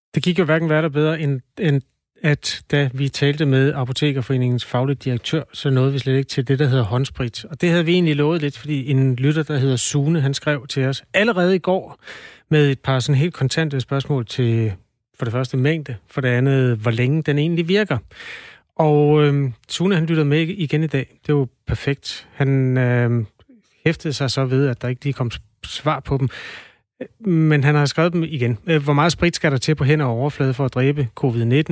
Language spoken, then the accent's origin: Danish; Jutland, Denmark; jeg er jo fra Jylland